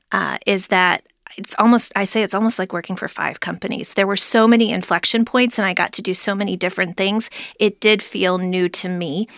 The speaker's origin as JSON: {"language": "English", "town": "Cleveland", "region": "Ohio", "country": "United States", "tie": "born or raised there", "moved": "as an adult", "lives_now": "Cincinnati, United States", "said": "I grew up in Cleveland, Ohio"}